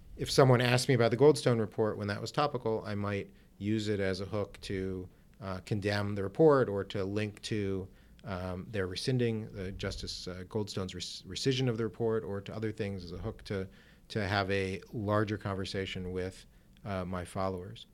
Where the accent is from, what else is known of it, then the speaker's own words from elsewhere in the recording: Cleveland, Ohio, United States; moved away as an adult; now in Washington, United States; I practiced law in my hometown of Cleveland, Ohio